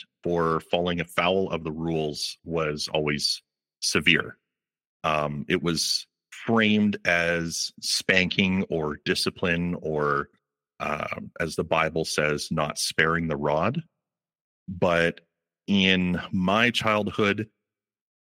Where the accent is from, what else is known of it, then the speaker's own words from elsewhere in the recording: Calgary, Alberta, Canada; I was born and raised in Calgary, Alberta